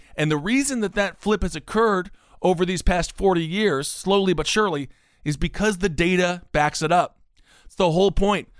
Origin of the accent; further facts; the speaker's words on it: Stevens Point, Wisconsin, United States; my hometown of Stevens Point, Wisconsin